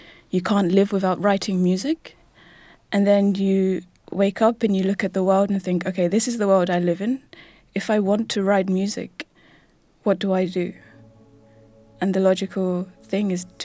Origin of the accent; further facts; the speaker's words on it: London, United Kingdom; I was born in 1987 in London